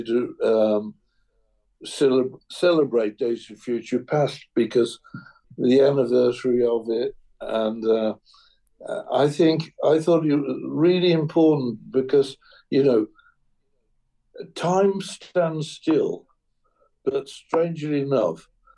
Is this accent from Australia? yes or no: no; England, United Kingdom; as an Englishman